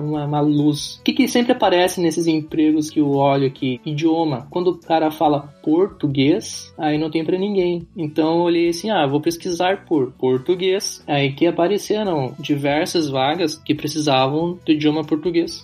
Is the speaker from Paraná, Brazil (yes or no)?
yes; Curitiba, Paraná, Brazil; accent: sotaque do sul; moved away as an adult; also born or lived in Rio de Janeiro, Brazil; now in Kyiv, Ukraine; sou natural de Curitiba, Paraná e sou descendente de ucranianos. Moro em Kiev, na capital da Ucrânia